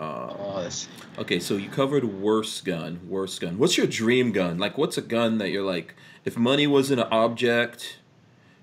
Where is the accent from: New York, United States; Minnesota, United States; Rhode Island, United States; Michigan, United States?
New York, United States; New York City; also born or lived in Guyana; I'm from Far Rockaway, son. Far Rockaway, Queens.